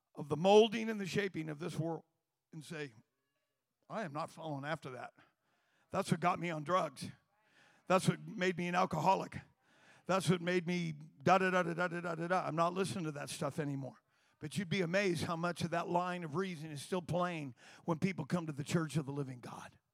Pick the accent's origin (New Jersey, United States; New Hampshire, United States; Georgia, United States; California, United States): California, United States; Turlock; there was a church on Tur- in Turlock